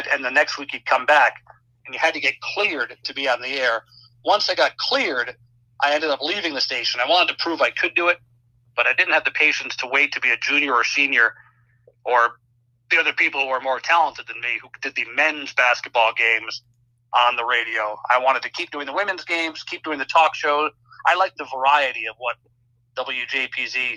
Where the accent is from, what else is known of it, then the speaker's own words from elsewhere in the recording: United States; moved away; also born or lived in Rochester, New York / Syracuse, New York; I grew up an hour outside New York City